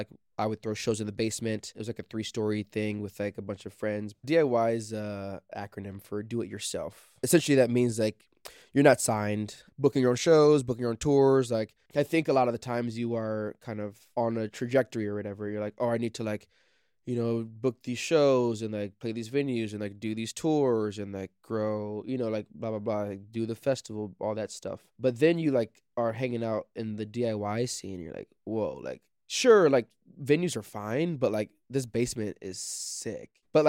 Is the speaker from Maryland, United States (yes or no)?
no; Naperville, Illinois, United States; I was born in Naperville, Illinois, and I graduated high school from Naperville, but I moved around a lot as a kid because my father was in the military